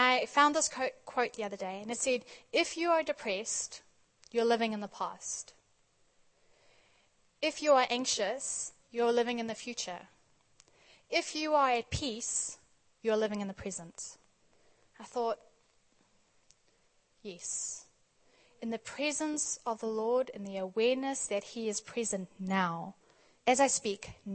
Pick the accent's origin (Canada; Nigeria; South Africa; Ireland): South Africa; also born or lived in Australia; growing up in South Africa